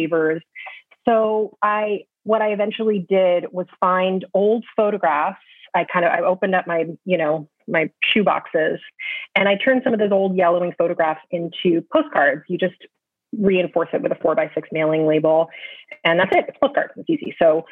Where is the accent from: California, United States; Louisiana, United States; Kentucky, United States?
California, United States; also born or lived in Michigan; now in New York, United States; I was born in California